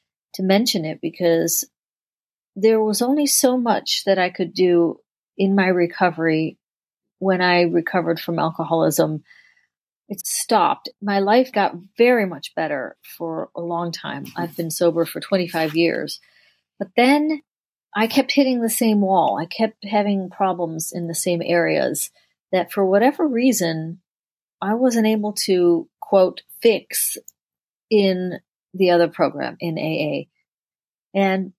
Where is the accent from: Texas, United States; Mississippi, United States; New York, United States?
New York, United States; Rochester; I grew up in Rochester, New York, which is upstate New York